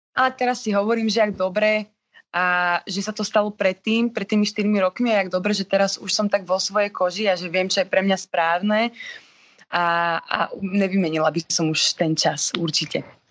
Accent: Trnava, Trnava Region, Slovakia; accent: Trnava accent; bol tam trnavský akcent, nakoľko som z Trnavy.

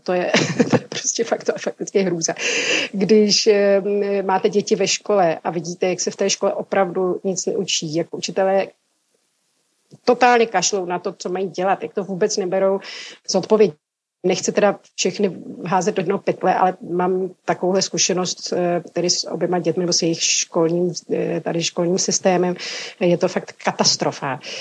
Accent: Bohemia, Czechia; moved away as an adult; now in Corfu, Greece; já jsem byla zvyklá z Čech mít hodně kamarádů mezi muži

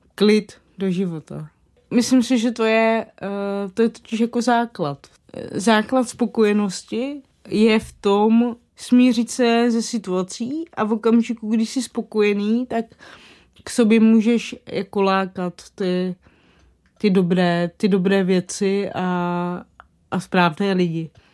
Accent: Moravany, South Moravian Region, Czechia; já pocházím z Moravan u Kijova, což je na Slovácku

